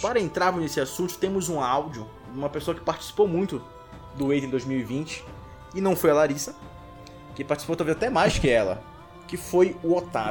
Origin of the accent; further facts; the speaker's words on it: Pará, Brazil; a gente é do Pará